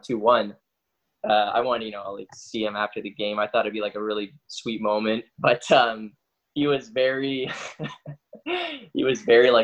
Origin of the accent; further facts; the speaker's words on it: Peterborough, Ontario, Canada; moved away; I grew up in a smaller city in Ontario called Peterborough.